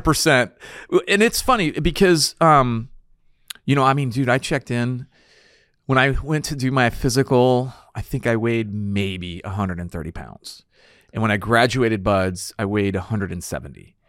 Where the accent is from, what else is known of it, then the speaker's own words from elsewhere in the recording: San Antonio, Texas, United States; I grew up in San Antonio area